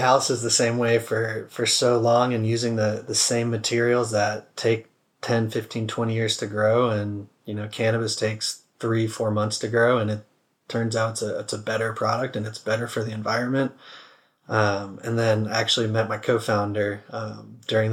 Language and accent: English; Atlanta, Georgia, United States; growing up in Atlanta